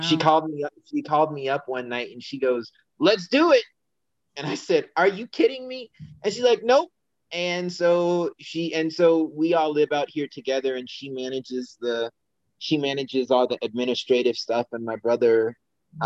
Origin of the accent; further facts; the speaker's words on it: Denver, Colorado, United States; also born or lived in China; I am born and raised in Colorado.